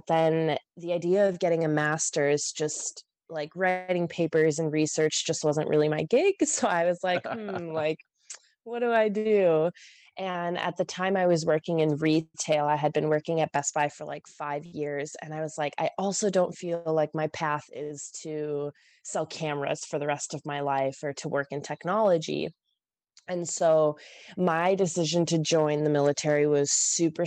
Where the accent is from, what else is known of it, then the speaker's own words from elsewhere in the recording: Minnesota, United States; I was born and raised in Minnesota